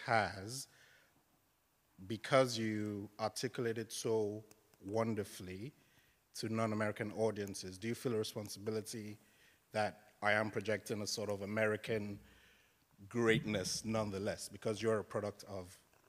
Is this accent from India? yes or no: no; Lagos, Nigeria; I'm Nigerian. I grew up in Lagos in the 80s